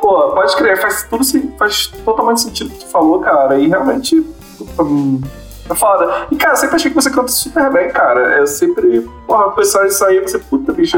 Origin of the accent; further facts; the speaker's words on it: Rio de Janeiro, Brazil; eu sou de Guadalupe, nunca tive dinheiro.